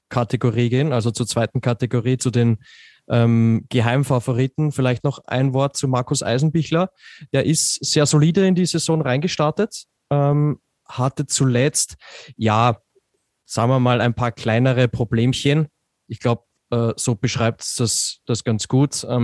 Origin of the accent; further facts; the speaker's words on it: Austria; Äh, oder herumkupft, wie man so schön sagt bei uns in Österreich.